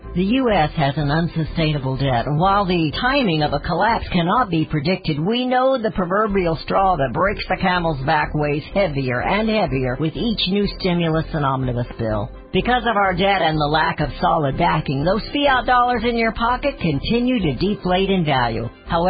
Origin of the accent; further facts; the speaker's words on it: Kansas City, Missouri, United States; I lived in the Midwest, but I came from Kansas City to rural America, and I fell in love with it.